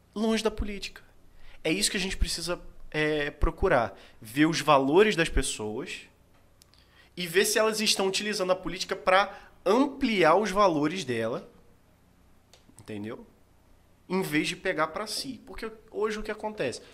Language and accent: Portuguese; Brazil; eu sou brasileiro.